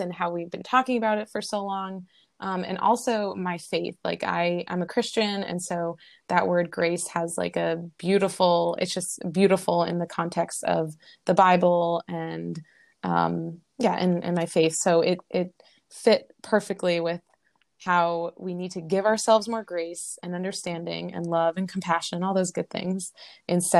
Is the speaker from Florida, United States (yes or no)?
no; Boston, Massachusetts, United States; moved away as an adult; also born or lived in Long Beach, California; now in Hawaii, United States; I was born and raised in Boston, or outside of Boston